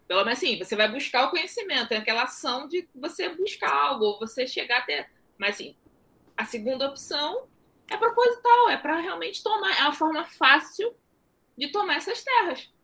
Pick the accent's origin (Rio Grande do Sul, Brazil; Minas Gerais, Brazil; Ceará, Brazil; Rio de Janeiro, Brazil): Ceará, Brazil; Juazeiro do Norte; eu sou do Ceará também. É, ah, é? De onde? Juazeiro do Norte.